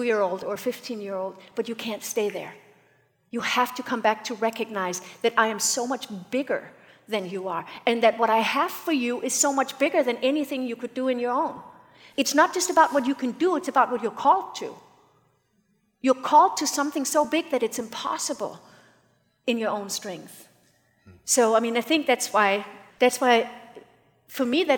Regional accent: United States

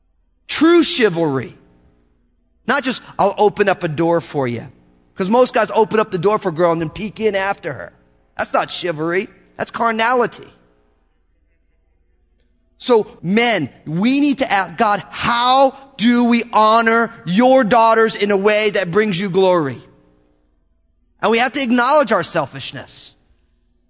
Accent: United States; I grew up in America

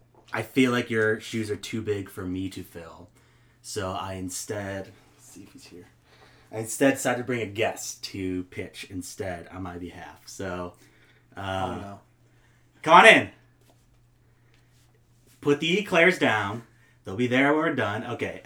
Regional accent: Minnetonka, Minnesota, United States; now in Los Angeles, United States; No, I grew up in Minnetonka, Minnesota.

